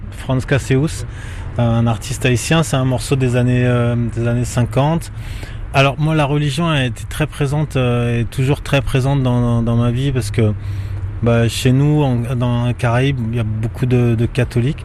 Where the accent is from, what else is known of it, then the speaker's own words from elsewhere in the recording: France; also born or lived in Antilles; j'ai grandi en France